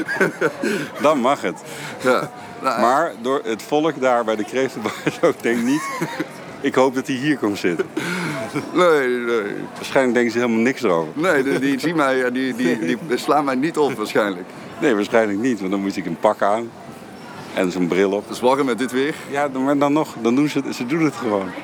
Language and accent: Dutch; Eindhoven, North Brabant, Netherlands; als Eindhovenaar